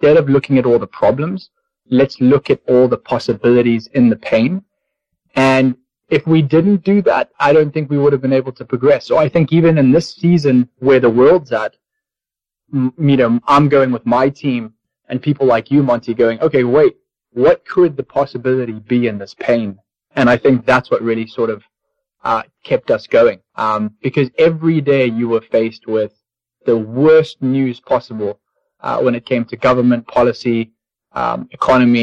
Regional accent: Zimbabwe; growing up in Zimbabwe

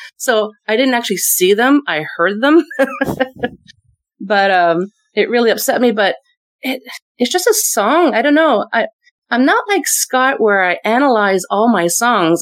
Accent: Moncton, New Brunswick, Canada; also born or lived in Fredericton, New Brunswick; our hometown's the Moncton area

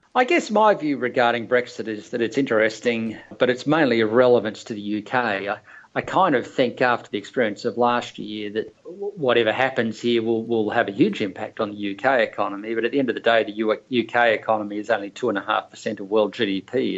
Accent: Australia

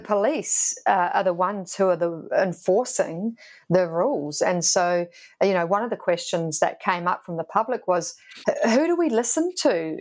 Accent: Queensland, Australia; now in Victoria, Australia; I'm from Queensland

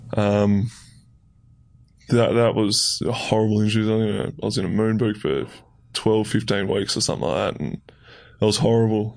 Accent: Tasmania, Australia; moved away as an adult; also born or lived in Melbourne; I grew up in Tassie and I did um, under 18s down in Tassie.

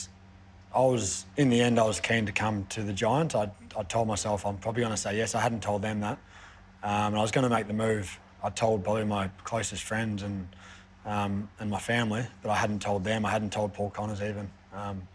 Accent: Spotswood, Victoria, Australia; moved away as an adult; I grew up in Spotswood

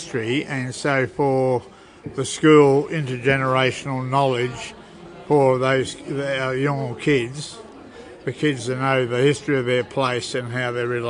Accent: Warracknabeal, Victoria, Australia; moved away as an adult; now in Yirrkala, Australia; I grew up in a town here in Victoria called Witchyproo, so I'm very careful, although I've lived at Yirrkala for over 40 years, not to sort of claim ownership of Yirrkala.

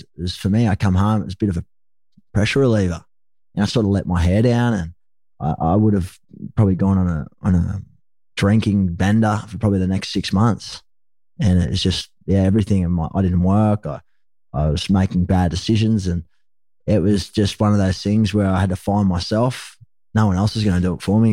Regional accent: Gold Coast, Queensland, Australia; also born or lived in Sydney, New South Wales; Ended up heading north up to the Gold Coast where I was raised.

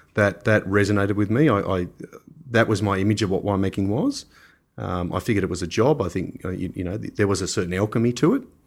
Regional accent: Canberra, Australian Capital Territory, Australia; moved away; also born or lived in Hunter Valley, New South Wales / Tasmania; when I was a kid, I grew up in Canberra

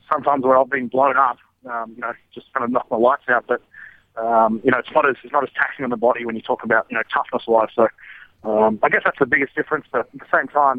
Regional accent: Australia; moved away as an adult; from Australia

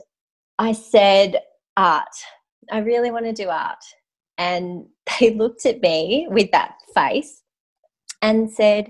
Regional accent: Mount Gambier, South Australia, Australia; also born or lived in Penola, South Australia; I grew up in South Australia

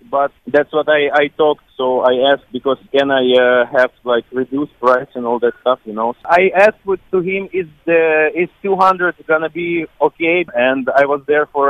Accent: Latvia; moved away; I am from Latvia.

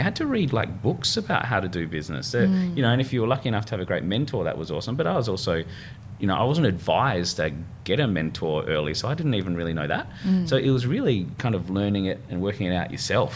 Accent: Adelaide, South Australia, Australia; I was born in Adelaide, and wine industry in South Australia is like massive

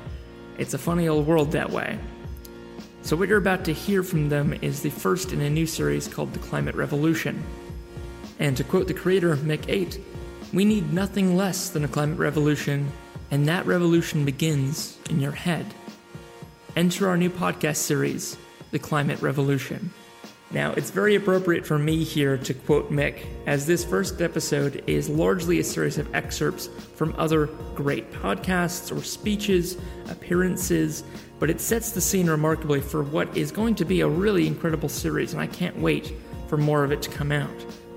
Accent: New Zealand; accent: American-ish; moved away; Simply speaking, despite my American-ish accent, I'm a Kiwi, and my wife and I have been abroad for 7 years. So we've simply made the decision to return home.

